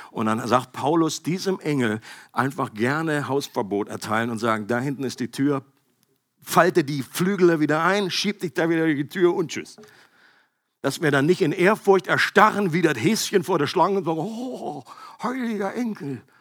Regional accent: Bad Gandersheim, Lower Saxony, Germany; bin ich in der Nähe aufgewachsen, da oben Bad Gandersheim.

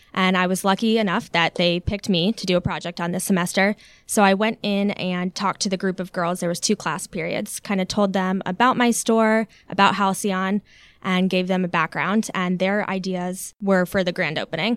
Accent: Alpharetta, Georgia, United States; also born or lived in Long Island, New York / Florida / Buckhead, Atlanta; when I was three, we moved there and grew up there

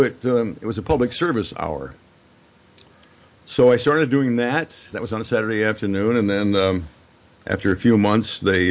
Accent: Illinois, United States; accent: Midwestern; moved away as an adult; also born or lived in Peoria, Illinois / Fort Wayne, Indiana / Cleveland / Chicago; now in Connecticut, United States; I'm from Illinois, and people have always said that us we Midwesterners don't really have an accent, but we do. It involves flat vowels.

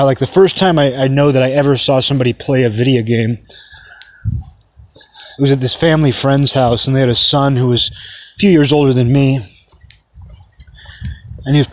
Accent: hometown with Juanita Bay Park, Washington, United States; moved away; There was this park in my hometown called Juanita Bay Park

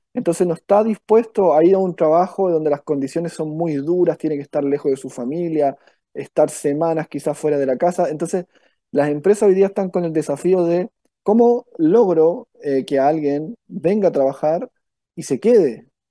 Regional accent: Victoria, Araucanía, Chile; moved away as an adult; now in Valparaíso Region, Chile; Yo soy del sur, de Victoria, novena región, ahí es donde nací. Me vine por cosas por intereses, digamos, eh, universitarios

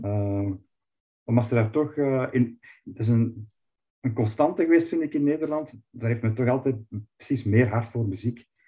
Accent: Flanders, Belgium

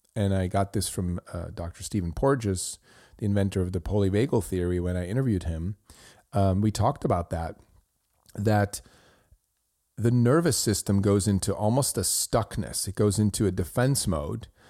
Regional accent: Switzerland; I grew up in Switzerland

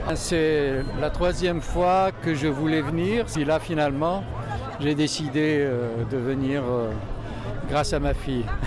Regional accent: Algeria; moved away as an adult; now in France; j'ai quitté l'Algérie sans le sou

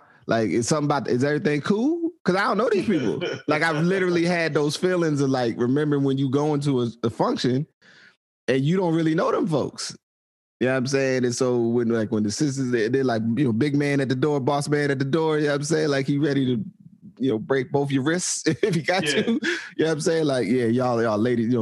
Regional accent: United States; I'm from the States

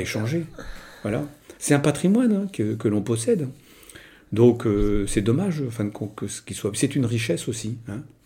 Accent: Moreuil, Hauts-de-France, France; j'ai passé toute, euh, toute ma vie, enfin toute ma jeunesse à Moreuil

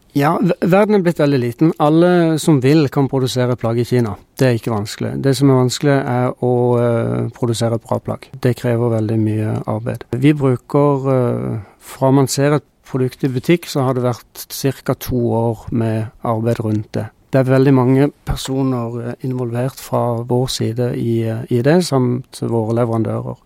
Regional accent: Norway; Vi som nordmenn

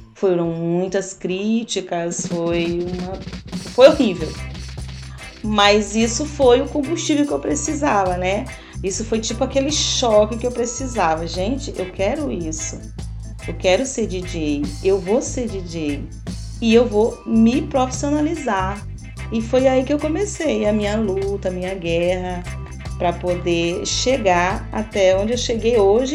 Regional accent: São Luís, Maranhão, Brazil; A cidade onde eu nasci nunca teve um, um, festas de reggae, clube de reggae, mas eu vim para cá muito cedo

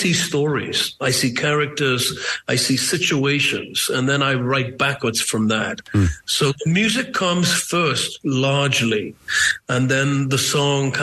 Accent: Newcastle upon Tyne, North East England, United Kingdom; I'm from Newcastle. It's a similar working-class seaport.

